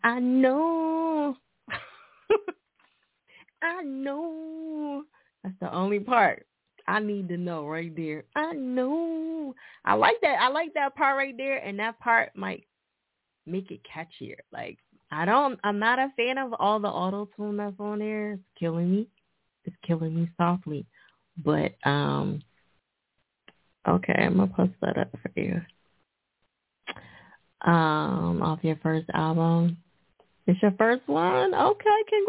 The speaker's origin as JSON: {"language": "English", "region": "New Jersey", "country": "United States", "moved": "yes", "lives_now": "Philadelphia, United States", "said": "Newark, New Jersey. Jersey, nigga, my home state"}